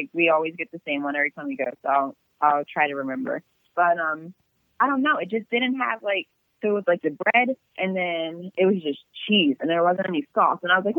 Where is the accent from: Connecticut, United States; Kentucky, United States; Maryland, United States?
Maryland, United States; Like, since I'm from Maryland, I used to go to New York all the time.